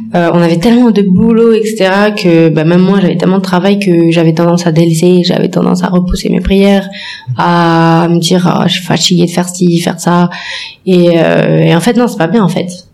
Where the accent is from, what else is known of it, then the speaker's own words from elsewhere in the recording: France; moved away; je suis née en France, j'ai grandi en France